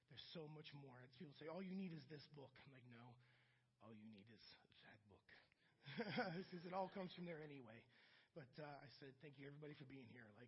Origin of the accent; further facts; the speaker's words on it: Akron, Ohio, United States; also born or lived in Puerto Rico; I grew up in Akron, Ohio, though, South Akron. And in Akron, it was basically like a black and white society.